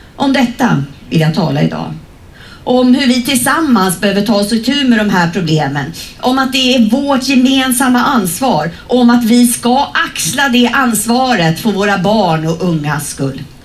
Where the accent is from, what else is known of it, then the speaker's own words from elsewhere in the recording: Sweden; vi svenskar